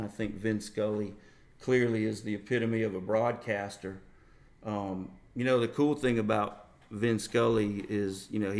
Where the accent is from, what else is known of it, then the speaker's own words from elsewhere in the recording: Tuscaloosa, Alabama, United States; also born or lived in Charlotte area, North Carolina; now in Charlotte, United States; we grew up on Buffalo style wings mm-hmm. in Tuscaloosa.